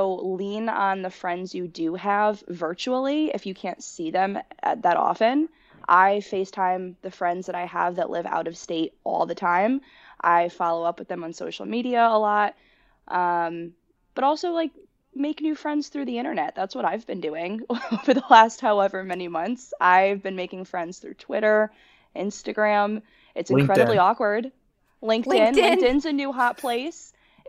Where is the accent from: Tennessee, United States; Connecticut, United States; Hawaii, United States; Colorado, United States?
Connecticut, United States; So I moved last January back to Connecticut. I am from Connecticut, but moved having not really kept in touch with anybody I went to high school with.